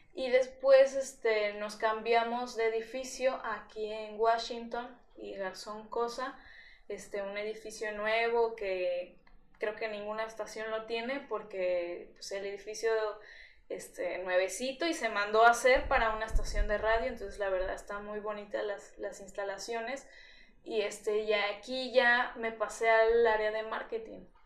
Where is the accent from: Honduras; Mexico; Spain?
Mexico; Veracruz; yo soy de aquí de Veracruz y pues nunca había vivido sola